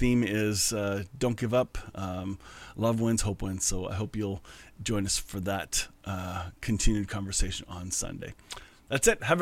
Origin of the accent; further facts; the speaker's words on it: Canada; I'm Canadian